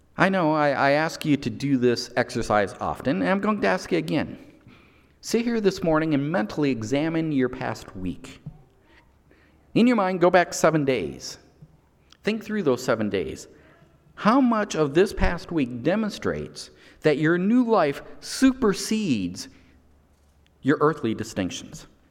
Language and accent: English; United States; my nationality is still American because I was born in the United States.